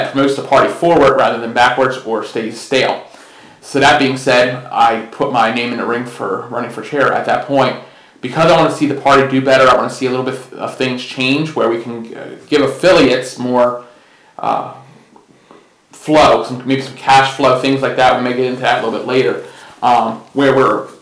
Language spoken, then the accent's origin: English; Mount Holly, New Jersey, United States; moved away as an adult; now in Virginia, United States; I was born in Mount Holly, New Jersey, so I actually came from New Jersey